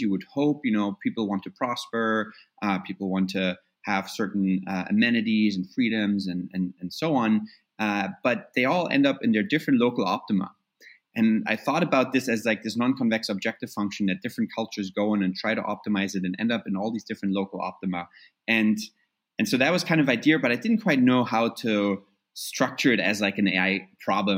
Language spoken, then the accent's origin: English; Germany; moved away; growing up in Germany overall, which is where I, you know the time I got most of my education was in reunited Germany